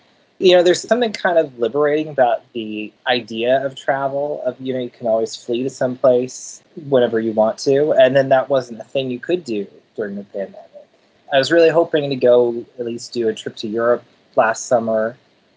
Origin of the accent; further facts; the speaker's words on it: Denver, Colorado, United States; now in San Francisco Bay Area, United States; I grew up in Denver